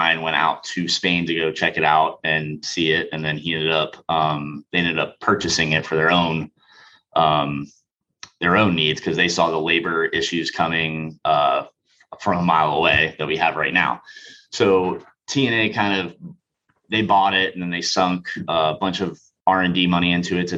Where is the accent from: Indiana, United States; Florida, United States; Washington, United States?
Florida, United States; Western Palm Beach County; I grew up in Western Palm Beach County